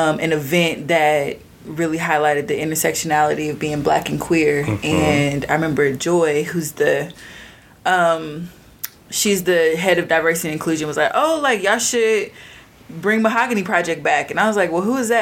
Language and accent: English; Houston, Texas, United States; also born or lived in San Antonio, Texas; I claim Houston as my home because it was a place I grew up in my formative years